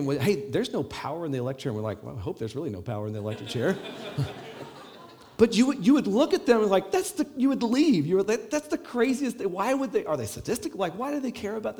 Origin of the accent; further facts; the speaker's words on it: Las Vegas, Nevada, United States; now in Ireland; I'm from Las Vegas where it's like 110, and once it gets below 60, it's cold here.